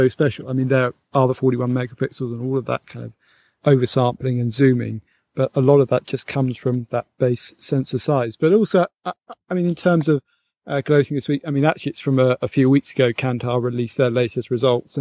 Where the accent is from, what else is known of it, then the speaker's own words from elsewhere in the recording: England, United Kingdom; here in Britain